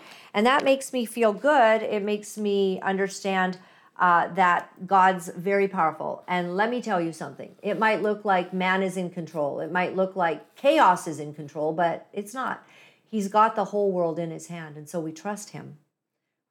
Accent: British Columbia, Canada; me being from British Columbia here

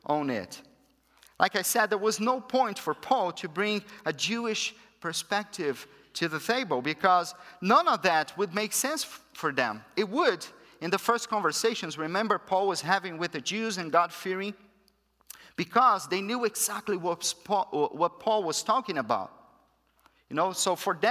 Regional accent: Brazil; first language Portuguese; English is a second language; moved away; I'm from Brazil

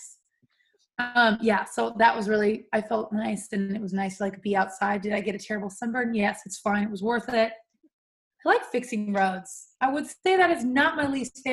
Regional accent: California, United States; I've been in California my whole life and I've never left.

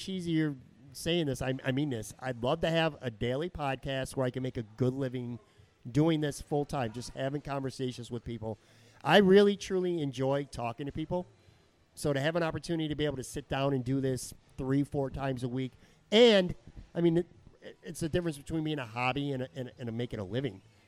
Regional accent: Buffalo, New York, United States; I'm from Buffalo

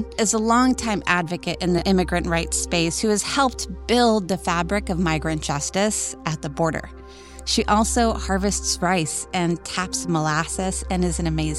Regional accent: Rio Grande Valley, Texas, United States; attorney, advocate, born and raised in the Rio Grande Valley

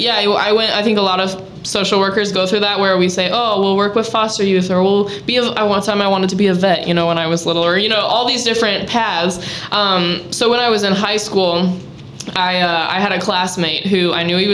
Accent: Fowler, Indiana, United States; now in Valparaiso, United States; I grew up in Fowler, a little cornfield down by West Lafayette

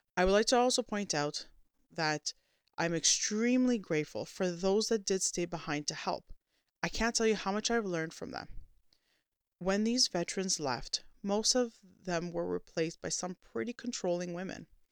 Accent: Canada

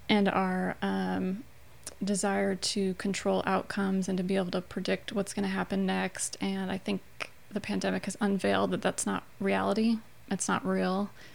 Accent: Chicago, Illinois, United States; moved away as an adult; now in Louisiana, United States; I'm uh, born and raised in Chicagoland

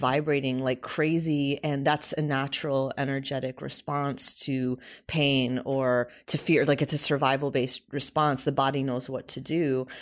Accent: United States; We grew up in America

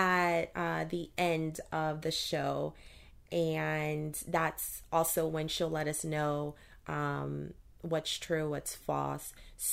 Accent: Baton Rouge, Louisiana, United States; So, again, I am originally from Louisiana, Baton Rouge to be exact. I love everything about the state.

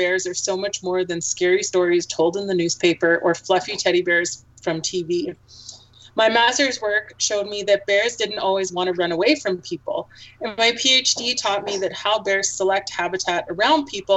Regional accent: Alberta, Canada; I grew up in Alberta, and I spent my childhood recreating in Alberta's parks.

